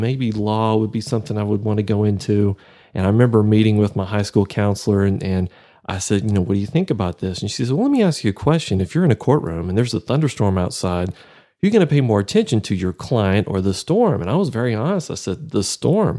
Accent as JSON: {"language": "English", "area": "near Waco", "region": "Central Texas", "country": "United States", "tie": "born or raised there", "moved": "as an adult", "lives_now": "Amarillo, United States", "said": "growing up down near Waco"}